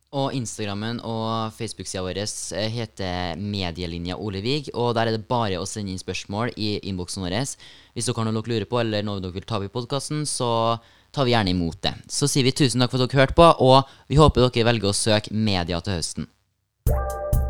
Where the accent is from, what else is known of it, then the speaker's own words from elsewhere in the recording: Hommelvik, Trøndelag, Norway; jeg er jo fra Hummelvika, og har jo dratt helt fra dit for å komme hit på skole